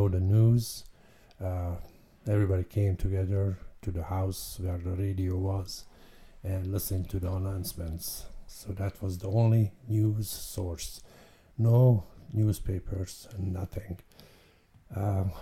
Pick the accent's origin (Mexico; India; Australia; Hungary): Hungary; moved away as an adult; also born or lived in France; now in California, United States; born in Hungary in 1958, and came to this country in 1983. And I moved to California from Hungary. I basically spent 24 years in Hungary